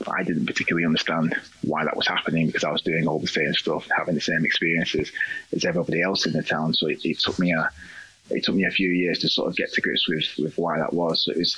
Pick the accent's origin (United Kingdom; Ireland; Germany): United Kingdom; near Burnley, North West England; also born or lived in Spain; So my mum is white. I'm from a small town just outside of Burnley.